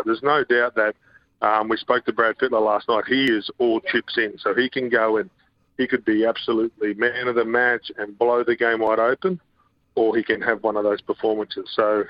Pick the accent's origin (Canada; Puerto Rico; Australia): Australia; Queensland